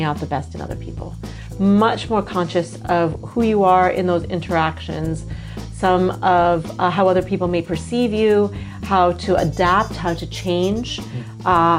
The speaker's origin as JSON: {"language": "English", "country": "United States", "also_born_or_lived": "San Francisco", "accent": "American", "moved": "as an adult", "lives_now": "Singapore", "said": "I am American, as you can tell by my accent"}